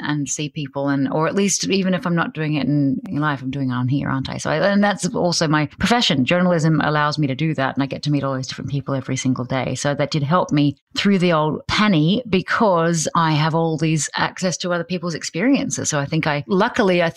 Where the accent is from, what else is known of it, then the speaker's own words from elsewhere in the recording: Australia; now in New York, United States; I came from Australia